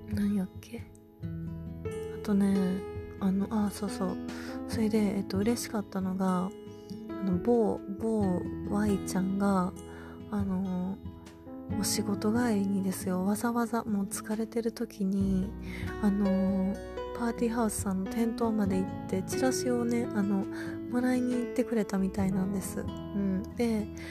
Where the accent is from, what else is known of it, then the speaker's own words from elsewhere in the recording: Kansai, Japan; 関西人、関西人やからなんかもしれないんですけど